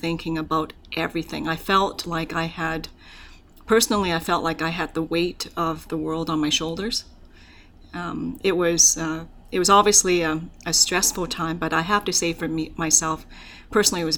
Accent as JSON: {"language": "English", "country": "Hong Kong", "tie": "born or raised there", "also_born_or_lived": "Canada", "moved": "yes", "lives_now": "Alberta, Canada", "said": "So my family is from Hong Kong, and so I was born in Hong Kong. And it's an interesting story about how I immigrated to Canada"}